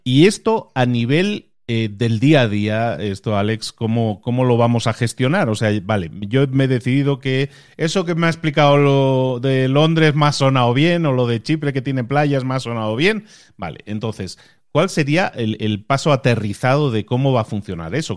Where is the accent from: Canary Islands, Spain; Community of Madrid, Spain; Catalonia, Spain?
Catalonia, Spain; Barcelona; moved away as an adult; also born or lived in Galicia; yo soy nacido en Galicia y me crié en Barcelona y luego he emigrado a otro país